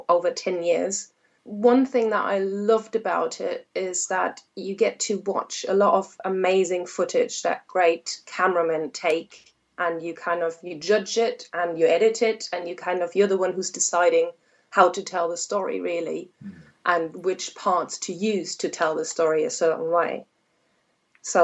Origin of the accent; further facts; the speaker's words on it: Germany; moved away as an adult; also born or lived in Hamburg, Germany / Canada; now in Worcestershire/Birmingham border, England, United Kingdom; originally I'm from Germany, so I haven't been here for that long. I moved here about 5-6 years ago. And before that, I lived in Hamburg, Germany